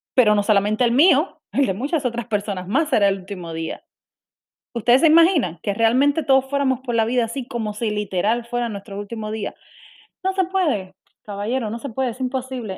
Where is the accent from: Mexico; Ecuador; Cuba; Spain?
Cuba; moved away as an adult; yo soy cubana, nací y criada en Cuba.